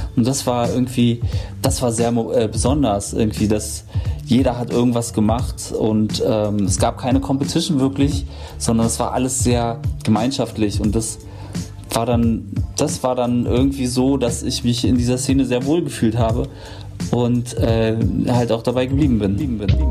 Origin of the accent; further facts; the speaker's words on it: Berlin, Germany; ich wurde in Berlin-Neukölln geboren